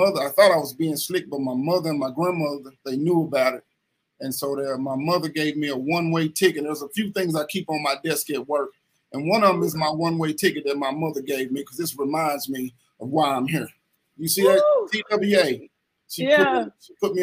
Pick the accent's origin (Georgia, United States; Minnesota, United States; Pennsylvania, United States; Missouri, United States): Missouri, United States; Kinloch; also born or lived in Ferguson, Missouri; I'm from Kinloch, Missouri, but my mother, she moved out of Kinloch and she moved into Ferguson, Missouri